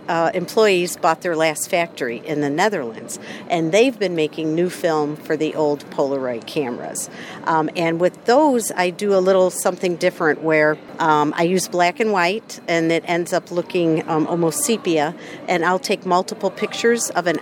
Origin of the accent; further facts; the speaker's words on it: New Buffalo, Michigan, United States; also born or lived in Sawyer, Michigan; I grew up in New Buffalo, Michigan, just across the line there, moved away, and then now we live in Sawyer.